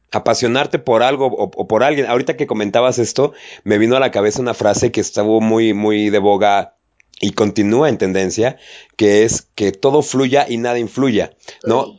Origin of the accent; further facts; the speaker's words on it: Mexico; a nosotros como mexicanos